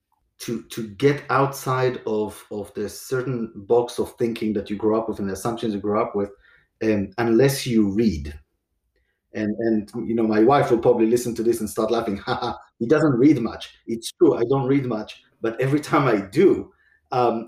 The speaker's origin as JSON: {"language": "English", "country": "Israel", "tie": "born or raised there", "moved": "as an adult", "lives_now": "United States", "said": "I grew up in Israel"}